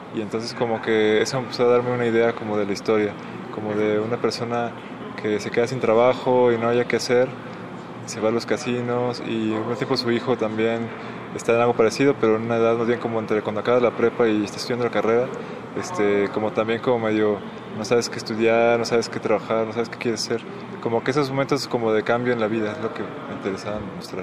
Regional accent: Saltillo, Coahuila, Mexico; yo soy de Saltillo

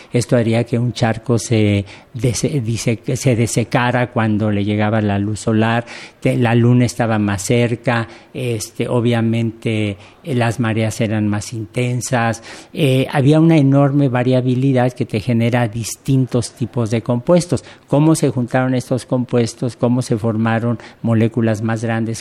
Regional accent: Mexico; uno como mexicano

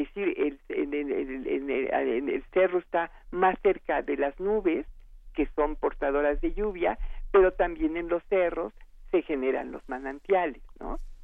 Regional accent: Mexico; somos los mexicanos

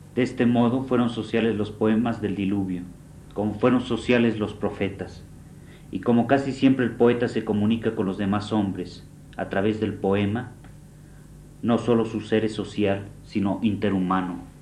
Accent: Mexico; no me siento mexicano sino hombre

